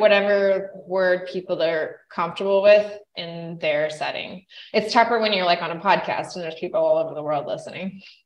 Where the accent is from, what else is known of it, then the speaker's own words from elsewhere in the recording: Idaho, United States; moved away; also born or lived in Canada; I grew up in Idaho